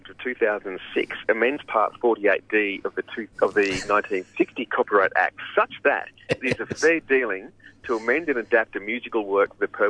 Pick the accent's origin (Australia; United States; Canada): Australia; Canberra, Australian Capital Territory; I'm born and raised in Canberra, so I'm a child of the Federation.